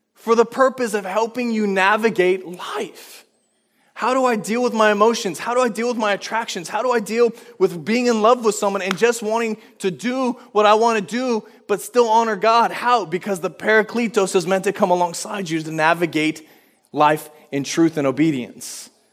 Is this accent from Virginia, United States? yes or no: yes; Virginia, United States; accent: Southern drawl; also born or lived in Washington; now in Spokane, United States; I, I grew up in Virginia. You'll hear every now and then if I get tired, I have a Southern drawl every now and then